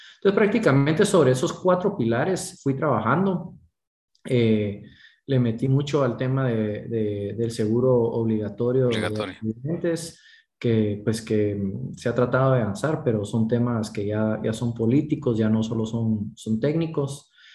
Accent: Guatemala; nosotros tenemos el reto como guatemaltecos

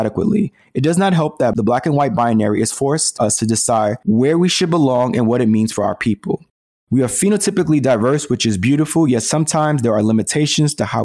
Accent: New York City, New York, United States; this is my neighborhood, Spanish Harlem

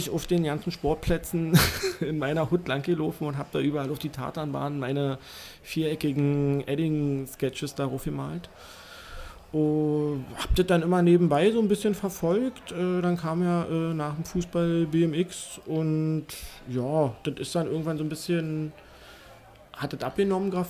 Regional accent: Berlin, Germany; Also ich bin bis zur vierten Klasse in Hohenschönhausen aufgewachsen.

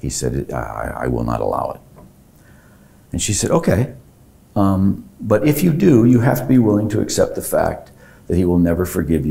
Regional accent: DeKalb, Illinois, United States; also born or lived in Rhode Island; now in Cumberland, Rhode Island, United States; Born in DeKalb, Illinois.

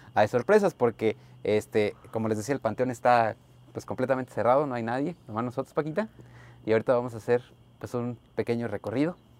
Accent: Mexico; como mexicano

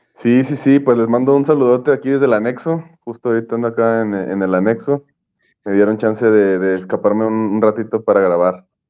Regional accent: Mexico City, Mexico; moved away; mi ciudad de origen, que es la Ciudad de México

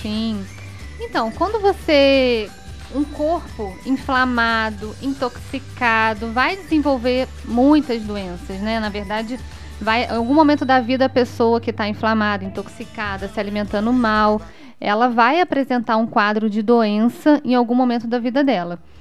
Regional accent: Petrópolis, Rio de Janeiro, Brazil; also born or lived in Areal; eu sou de Petrópolis, né? Sim. É, e passei boa parte da minha vida em, morando em Taipava. A minha infância

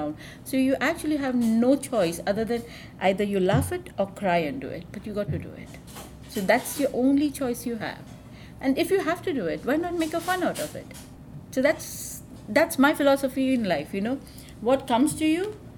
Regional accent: India; being an Indian, you know, we have a philosophy

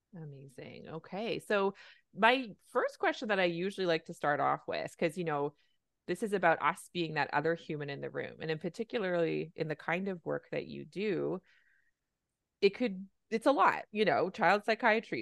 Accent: Canada; I'm a Canadian family physician

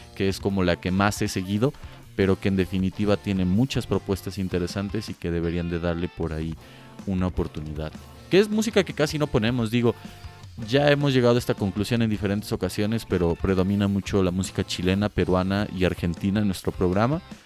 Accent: Mexico; como mexicanos

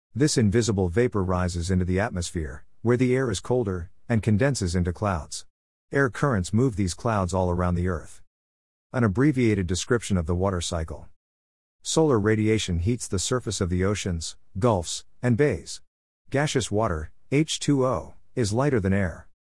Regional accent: Rockwall, Texas, United States; Rockwall, my hometown

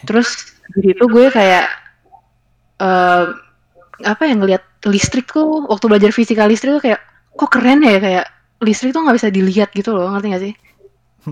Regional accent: Indonesia; gue dari Indonesia

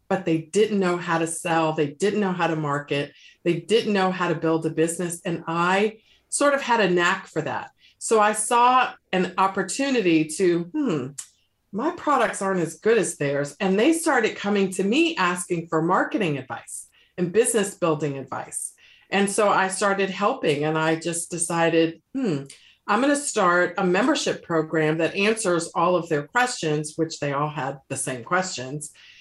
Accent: Washington, District of Columbia, United States; now in Charlotte, United States; I was working as an attorney in my hometown of Washington, D.C.

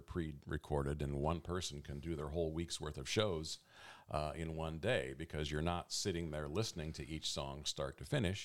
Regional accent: Eugene, Oregon, United States; also born or lived in Medford / Portland; I'm actually a Eugenian. I was born right here in Eugene.

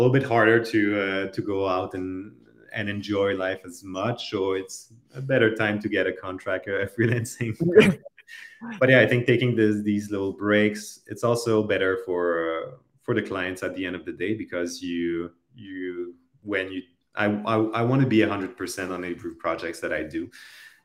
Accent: Canada; I'm a Canadian

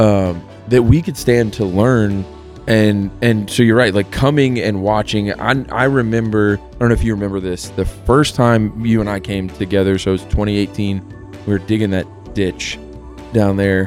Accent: United States

